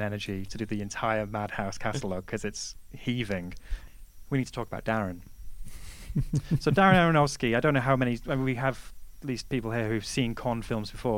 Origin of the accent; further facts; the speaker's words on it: England, United Kingdom; being very English